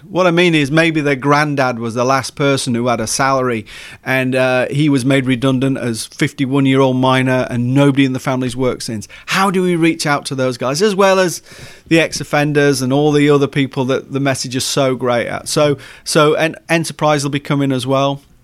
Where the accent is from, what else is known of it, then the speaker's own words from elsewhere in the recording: Leeds, Yorkshire and the Humber, United Kingdom; moved away as an adult; also born or lived in East Anglia / Hertfordshire; now in Wales, United Kingdom; I was born in Leeds